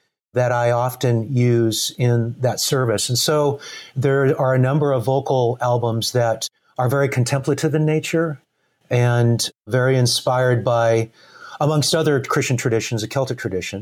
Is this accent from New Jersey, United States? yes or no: no; Tigard, Oregon, United States; also born or lived in Portland, Oregon; now in Camano Island, United States; Originally from Portland, grew up outside of Portland in a place called Tigard, Oregon